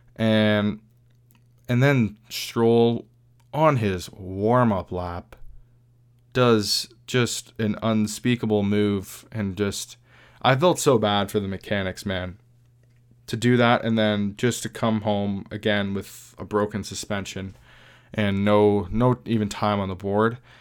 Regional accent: Canada; we're a Canadian podcast

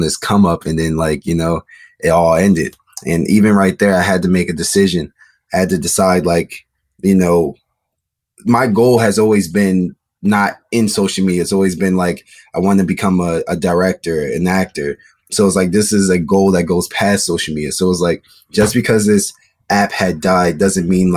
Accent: Maryland, United States; moved away as an adult; also born or lived in Chicago, Illinois; now in Los Angeles, United States; I was born in Chicago. And then I moved from Chicago when I was like 7 years old. And then I came to Maryland.

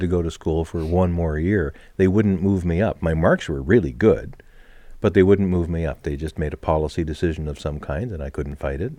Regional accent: Canada

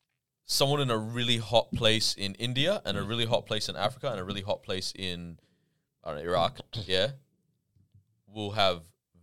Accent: Barcelona, Catalonia, Spain; now that's why I'm from Barcelona, but I love this city.

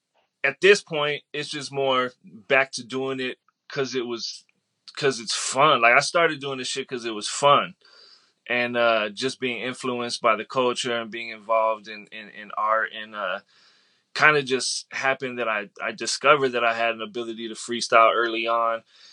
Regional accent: San Diego, California, United States; From San Diego.

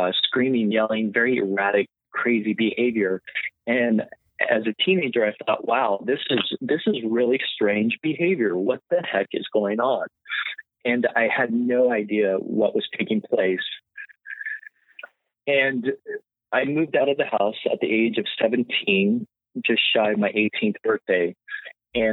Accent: San Francisco Bay Area, Northern California, United States; I was raised in Northern California in the San Francisco Bay Area.

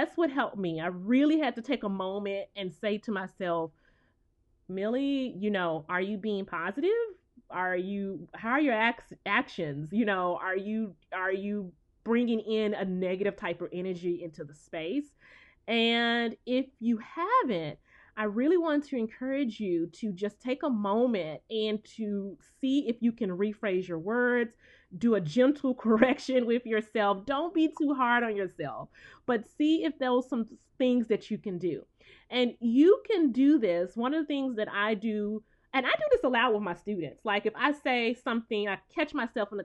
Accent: the South, United States; I'm from the South

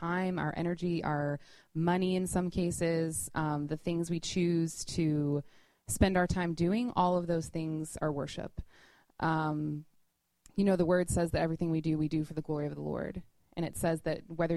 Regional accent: Louisville, Kentucky, United States; moved away as an adult; now in New York, United States; We're both from Louisville, Kentucky

